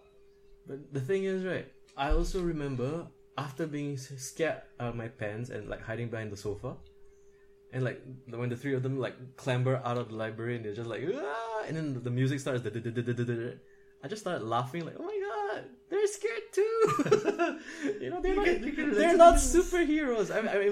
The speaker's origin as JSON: {"language": "English", "country": "Singapore", "said": "I'm Singaporean. We have national service"}